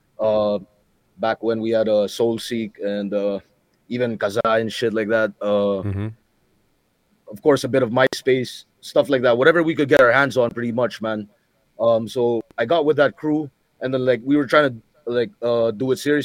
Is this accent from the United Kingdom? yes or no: no; Philippines; first language English